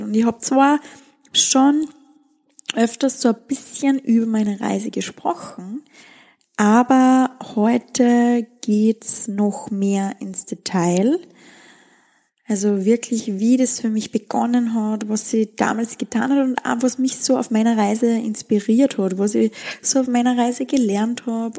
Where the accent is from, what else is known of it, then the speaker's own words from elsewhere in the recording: Styria, Austria; also born or lived in Wieselburg / Seoul; Wir sind in den Bergen aufgewachsen, in der Steiermark, in einem sehr, sehr, sehr, sehr, sehr kleinen Dorf